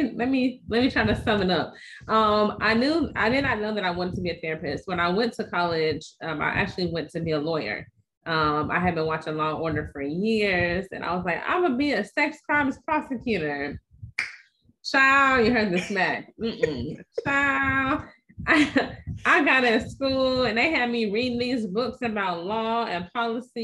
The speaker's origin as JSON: {"language": "English", "town": "East Chicago", "region": "Indiana", "country": "United States", "moved": "yes", "lives_now": "North Carolina, United States", "said": "I'm originally from East Chicago, Indiana, which is sandwiched between Chicago and Gary"}